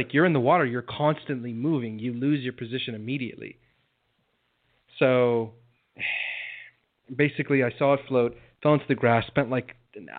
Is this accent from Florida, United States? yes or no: yes; South Florida, United States; I grew up Cuban in South Florida